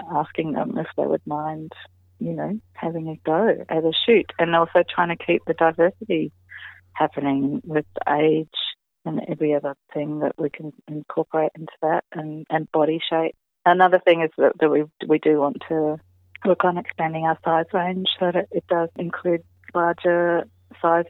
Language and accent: English; New Zealand; I'm a Kiwi gal